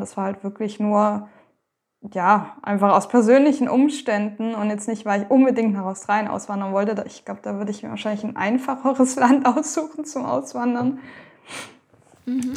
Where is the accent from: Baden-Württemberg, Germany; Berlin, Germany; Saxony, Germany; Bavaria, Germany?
Baden-Württemberg, Germany; also born or lived in Thuringia; now in Lower Franconia, Germany; Ich komme ursprünglich also ganz ursprünglich aus Thüringen, da bin ich geboren, aufgewachsen in Baden-Württemberg und gerade bin ich in Unterfranken bei Würzburg, Schweinfurt